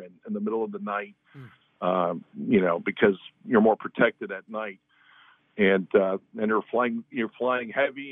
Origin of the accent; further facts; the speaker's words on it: Palm Beach Gardens, Florida, United States; I'm actually a Floridian. I'm actually from Palm Beach Gardens, grew up here